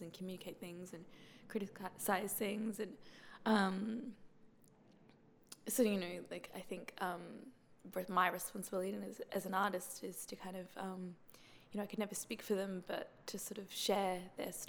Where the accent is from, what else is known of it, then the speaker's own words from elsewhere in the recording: Brisbane, Queensland, Australia; I'm from Brisbane. Like, I was born, I grew up, and I live in Brisbane.